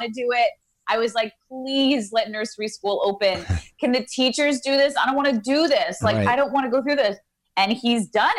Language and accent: English; New York, United States; now in Los Angeles, United States; I love New York. I'm born and raised in New York. I'm a New Yorker. My mother talks like this.